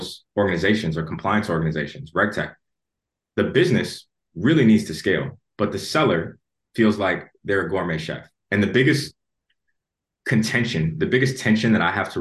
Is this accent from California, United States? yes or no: no; Chicago, Illinois, United States; moved away as an adult; also born or lived in Atlanta; now in London, United Kingdom; I was born and raised in Chicago